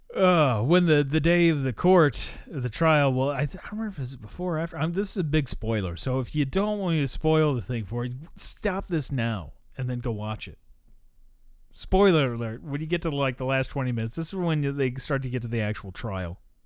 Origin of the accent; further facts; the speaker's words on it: United States; I'm American